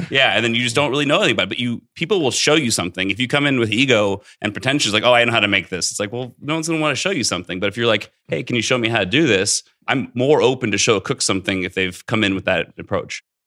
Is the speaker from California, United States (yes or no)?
yes; Central Coast of California, United States; also born or lived in Bay Area / Santa Barbara; now in Las Vegas, United States; I grew up in the Central Coast of California, uh, actually born in the Bay Area.